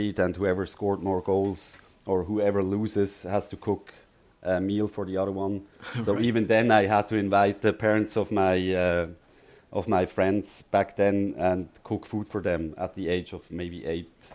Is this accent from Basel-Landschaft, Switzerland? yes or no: yes; Frenkendorf, Basel-Landschaft, Switzerland; I grew up around Basel, so not far from Basel on the countryside, Frankendorf.